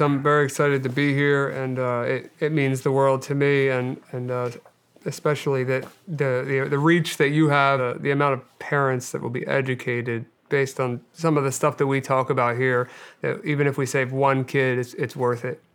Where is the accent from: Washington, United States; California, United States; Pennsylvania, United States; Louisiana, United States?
Pennsylvania, United States; Delaware County; I grew up outside of, uh, right outside of West Philadelphia in, uh, Delaware County, Pennsylvania